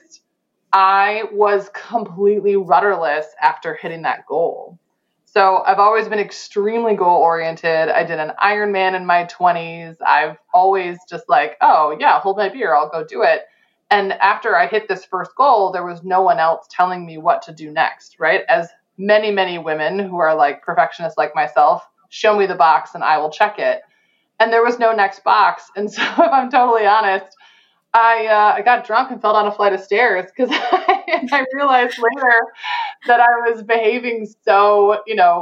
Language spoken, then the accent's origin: English; Chicago, Illinois, United States; I'm from Chicago